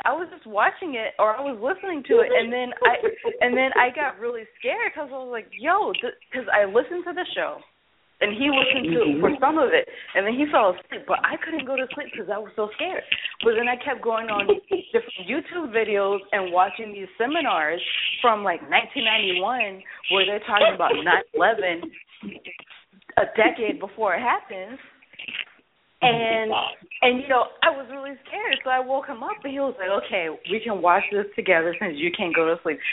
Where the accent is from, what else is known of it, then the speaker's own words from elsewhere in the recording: the South, United States; now in tri-state area, United States; I grew up in the South